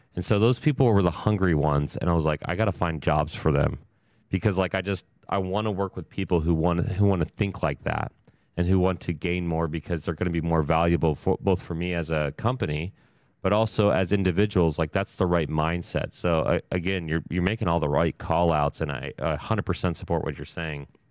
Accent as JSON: {"language": "English", "region": "Ohio", "country": "United States", "said": "I'm from Ohio."}